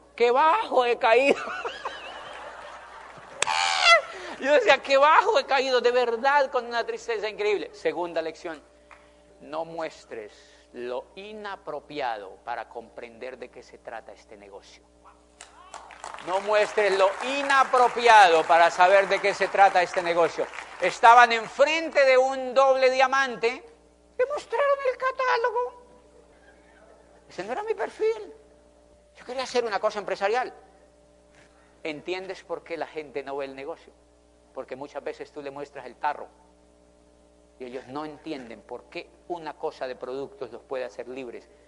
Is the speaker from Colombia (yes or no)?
yes; Colombia; also born or lived in Popayán, Colombia / Spain; yo soy de Colombia